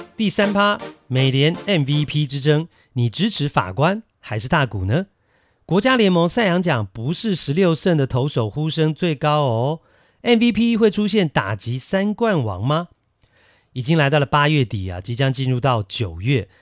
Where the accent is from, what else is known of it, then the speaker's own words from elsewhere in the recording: Taiwan; 我们台湾人